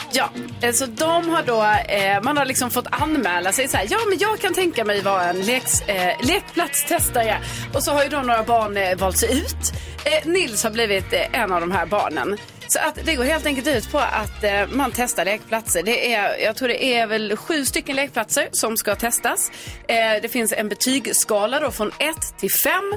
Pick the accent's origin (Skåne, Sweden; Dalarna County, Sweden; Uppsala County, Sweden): Skåne, Sweden; Lund; en av mina bästa lekplatser hemma i Lund